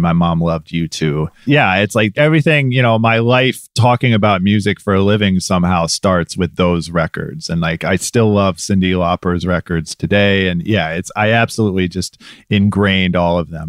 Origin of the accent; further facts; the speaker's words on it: Medina, Ohio, United States; also born or lived in Cleveland, Ohio / St. Louis, Missouri; I was born in Cleveland. I lived in Saint Louis, Missouri for a little while as a kid, but primarily Medina. which is, you know, a suburb of Cleveland